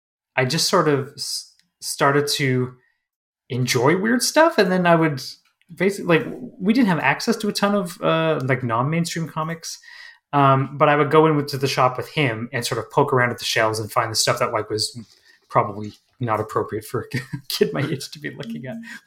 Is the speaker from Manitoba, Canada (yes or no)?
yes; Manitoba, Canada; I grew up like when I was a kid, I grew up in Northern Manitoba, Canada, in a very small, sort of place.